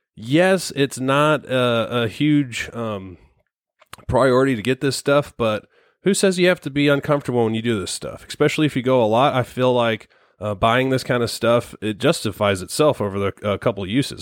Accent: Missouri, United States; we're from Missouri

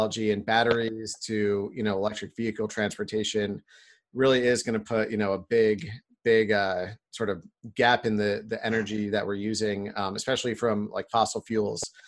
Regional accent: New York, United States; now in San Diego, United States; I grew up in New York, which is a pretty progressive state

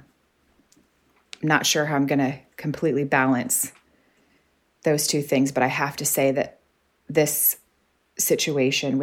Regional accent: Arkansas, United States; moved away as an adult; now in Canada; I'm from Arkansas. I'm scrappy. I grew up having to figure things out in the woods and things like that.

